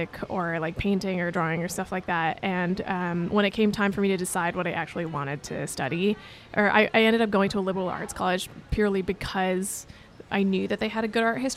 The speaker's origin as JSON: {"language": "English", "town": "Champaign", "region": "Illinois", "country": "United States", "tie": "born or raised there", "also_born_or_lived": "Ithaca, New York", "moved": "as an adult", "lives_now": "New York City, United States", "said": "And then when I was around 7 or 8, we moved to Illinois, which is where I mostly grew up"}